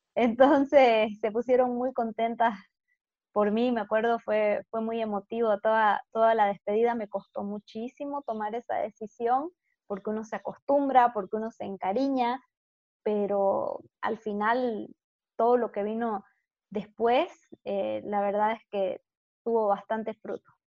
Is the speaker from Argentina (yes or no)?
no; Santa Cruz de la Sierra, Santa Cruz, Bolivia; nací aquí en Bolivia, en Santa Cruz, y he vivido básicamente toda mi vida acá